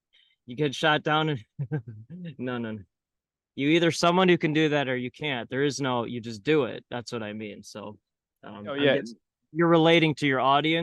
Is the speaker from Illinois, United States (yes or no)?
yes; North Shore, north suburbs of Chicago, Illinois, United States; I spent most of my life in the North Shore